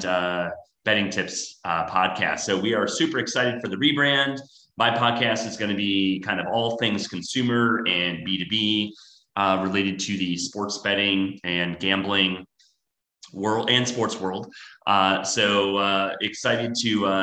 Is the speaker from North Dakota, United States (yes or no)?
no; Wisconsin, United States; moved away as an adult; also born or lived in San Francisco; now in Miami, United States; I am from Wisconsin, so I'm a diehard Packers fan.